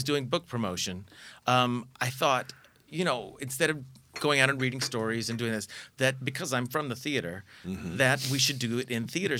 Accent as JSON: {"language": "English", "region": "Oklahoma", "country": "United States", "tie": "born or raised there", "said": "growing up in the South in, you know, Bible Belt, Oklahoma."}